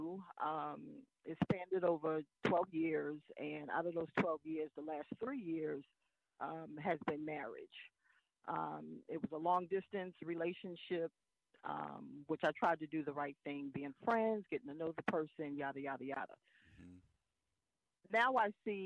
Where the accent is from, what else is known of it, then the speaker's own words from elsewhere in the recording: New York City, New York, United States; moved away; It is my hometown.